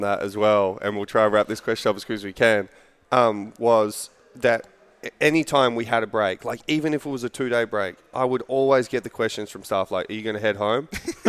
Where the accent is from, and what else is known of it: Perth, Western Australia, Australia; now in Kentucky, United States